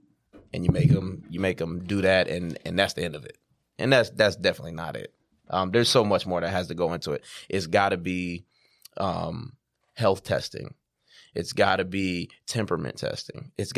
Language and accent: English; Sacramento, California, United States; moved away as an adult; now in Atlanta, United States; I'm from Sacramento, California. You know, you know, it's a Northern California vibe out there.